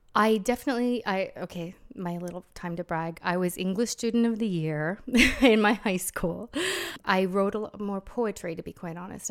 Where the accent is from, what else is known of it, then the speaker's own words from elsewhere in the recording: United States; moved away; I am still American